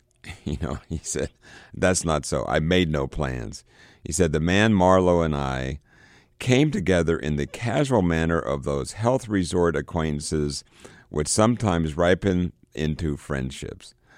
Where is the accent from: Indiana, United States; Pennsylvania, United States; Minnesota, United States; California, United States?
Pennsylvania, United States; Johnstown; moved away; my hometown of Johnstown